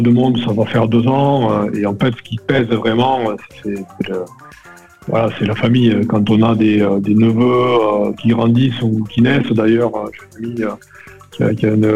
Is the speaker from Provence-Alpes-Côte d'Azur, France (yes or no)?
no; Perpignan, Occitania, France; also born or lived in Paris; alors, j'ai grandi à Perpignan. Je suis né parisien, mais on n'entend pas du tout mon accent. Euh, j'ai grandi à Perpignan, au pied du Canigou.